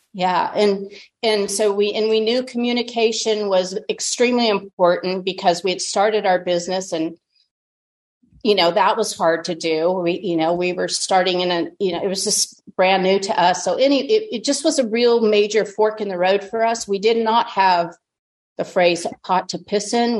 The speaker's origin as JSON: {"language": "English", "town": "Tucson", "region": "Arizona", "country": "United States", "tie": "born or raised there", "said": "I was born and raised in Tucson, Arizona"}